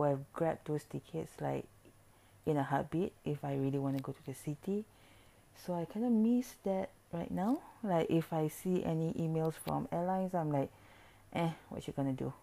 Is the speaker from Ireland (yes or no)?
no; Singapore; I'm from Singapore